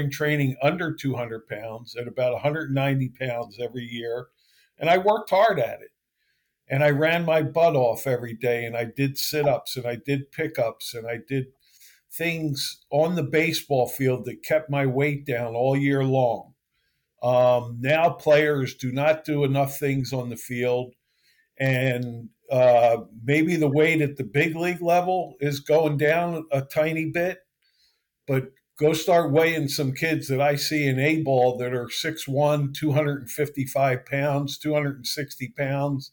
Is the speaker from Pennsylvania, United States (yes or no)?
yes; Philadelphia, Pennsylvania, United States; I grew up in Philly